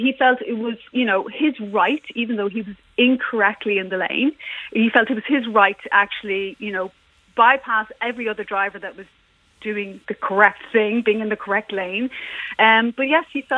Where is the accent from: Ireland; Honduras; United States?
Ireland; moved away; also born or lived in England; I am Irish, and yeah, I'm actually moved back to Ireland